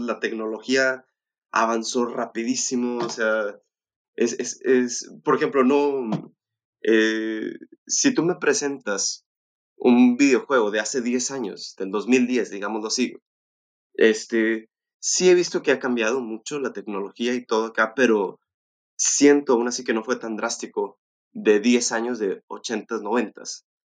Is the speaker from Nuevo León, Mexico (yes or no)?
yes; Monterrey, Nuevo León, Mexico; yo soy eh, este, residente aquí de Monterrey, nací en Monterrey